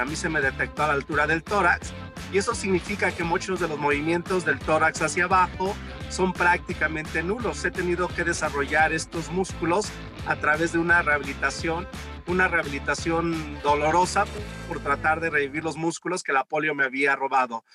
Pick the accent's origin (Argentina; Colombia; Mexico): Mexico; Mexico City; yo crecí en la Ciudad de México